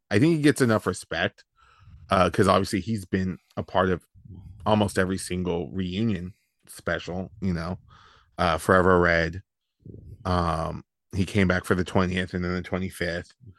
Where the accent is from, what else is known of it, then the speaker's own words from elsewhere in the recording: Yuba City, California, United States; we grew up in the Yuba City area